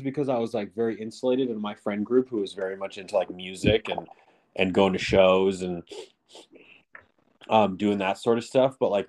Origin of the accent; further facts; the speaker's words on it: Westchester, California, United States; Because I grew up in a suburb, and then I grew up in Westchester, which is just adjacent on the other side of the 405.